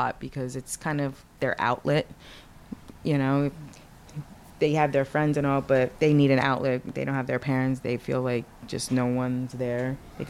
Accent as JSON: {"language": "English", "town": "Somerville", "region": "New Jersey", "country": "United States", "tie": "born or raised there", "said": "Somerville, New Jersey."}